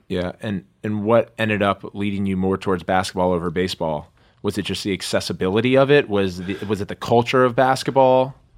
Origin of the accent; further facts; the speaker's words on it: Maryland, United States; growing up in Maryland and having played in Montgomery County in the public school system